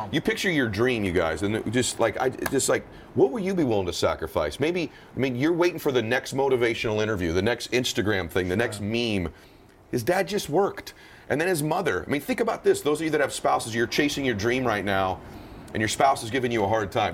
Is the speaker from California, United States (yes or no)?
yes; Southern California, United States; I grew up in Southern California